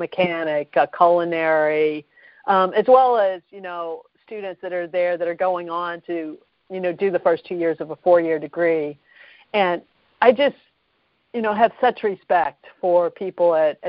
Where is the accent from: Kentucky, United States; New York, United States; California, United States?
Kentucky, United States; moved away as an adult; now in Boston, United States; I grew up in Kentucky